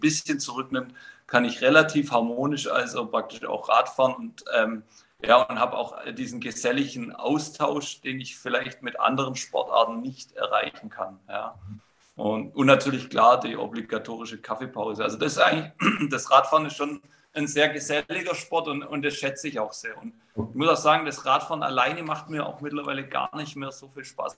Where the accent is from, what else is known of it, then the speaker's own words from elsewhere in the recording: Baden-Württemberg, Germany; ich bin in, in Baden-Württemberg aufgewachsen